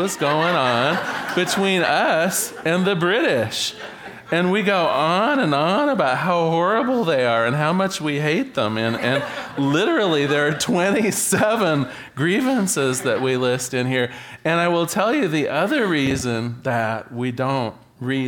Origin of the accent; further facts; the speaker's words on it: United States; right here in my home in America